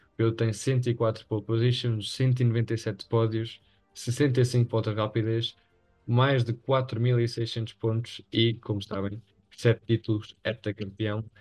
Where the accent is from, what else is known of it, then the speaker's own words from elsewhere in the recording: Spain; aqueles que somos espanhóis